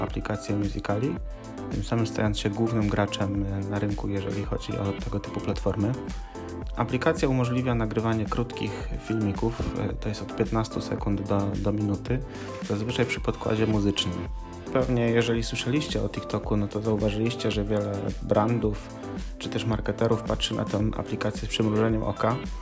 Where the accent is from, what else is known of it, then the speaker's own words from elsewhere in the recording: Gorzów Wielkopolski, Lubusz Voivodeship, Poland; jestem z Gorzowa Wielkopolskiego.